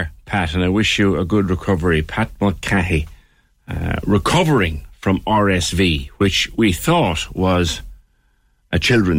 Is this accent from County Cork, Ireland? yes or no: yes; Cork, County Cork, Ireland; I was born in the Bonds.